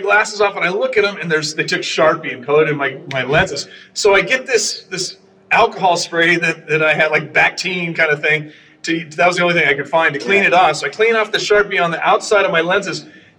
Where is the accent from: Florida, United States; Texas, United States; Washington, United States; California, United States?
California, United States; Garden Grove; also born or lived in Los Angeles; now in Sunset Beach, United States; My parents moved to Garden Grove when I was 18 months old. So okay. I grew up in Garden Grove.